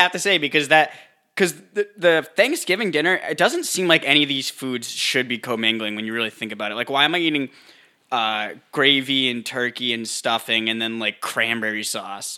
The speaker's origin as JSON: {"language": "English", "region": "Northeast", "country": "United States", "tie": "born or raised there", "moved": "yes", "said": "we grew up like, we grew up in the Northeast"}